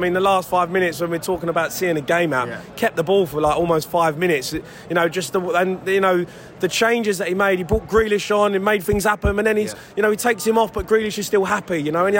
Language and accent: English; England, United Kingdom; being English